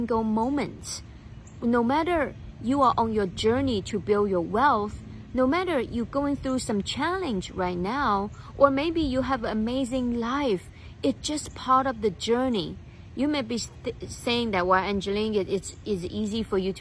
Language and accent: English; China; When I grew up in China